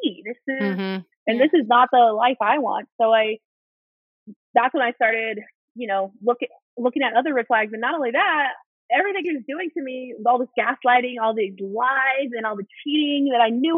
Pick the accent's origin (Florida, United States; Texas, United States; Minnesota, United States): Florida, United States; Orlando; moved away as an adult; also born or lived in New Mexico / Los Angeles / Washington, District of Columbia, United States; Orlando is my hometown, like from when I was a kid.